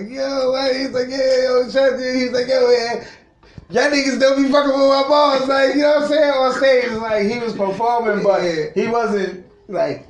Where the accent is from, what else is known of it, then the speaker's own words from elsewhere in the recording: Jamaica; I'm Jamaican